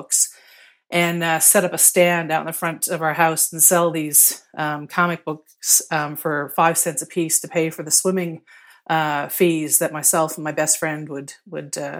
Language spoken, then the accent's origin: English; Stephenville, Newfoundland and Labrador, Canada; also born or lived in Fermeuse; now in St. John's, Canada; I was born on the West Coast of the island, and spent my younger years growing up in Quonset Brook and Stephenville